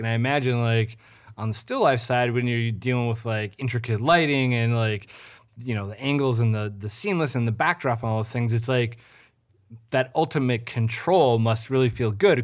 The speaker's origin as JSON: {"language": "English", "town": "St. Cloud", "region": "Minnesota", "country": "United States", "moved": "yes", "said": "I'm from Saint Cloud"}